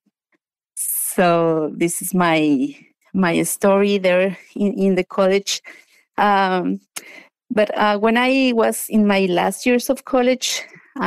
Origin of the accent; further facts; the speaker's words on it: Mexico City, Mexico; moved away as an adult; now in United States; So I was born and raised in Mexico. I was raised in a suburban area of Mexico City.